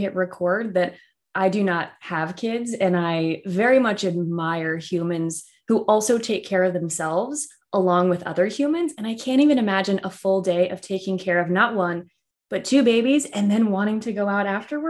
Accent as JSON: {"language": "English", "region": "Southwestern Virginia", "country": "United States", "tie": "born or raised there", "said": "I grew up in what I would call the north of the South. So Southwestern Virginia."}